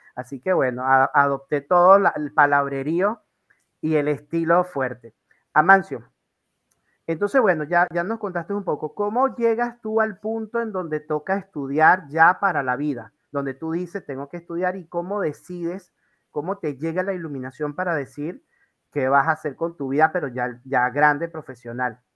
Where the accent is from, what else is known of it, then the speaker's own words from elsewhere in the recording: La Guaira, Venezuela; moved away as an adult; also born or lived in Maracaibo / Valera; yo soy de La Guaira, costeño, claro. litoral central